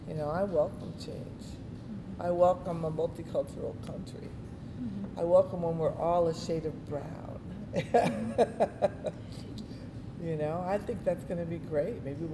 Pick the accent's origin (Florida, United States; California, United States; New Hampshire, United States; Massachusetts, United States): Florida, United States; South; now in New York, United States; I grew up in South Florida.